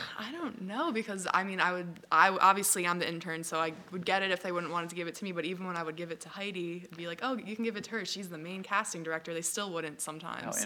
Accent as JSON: {"language": "English", "area": "Long Island", "region": "New York", "country": "United States", "tie": "born or raised there", "said": "I grew up on Long Island"}